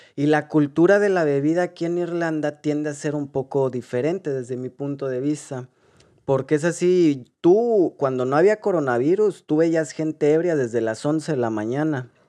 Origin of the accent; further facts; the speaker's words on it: Guadalajara, Jalisco, Mexico; moved away as an adult; also born or lived in Mexico City; now in Ireland; venimos, nacimos en Guadalajara. Eh, ahí crecimos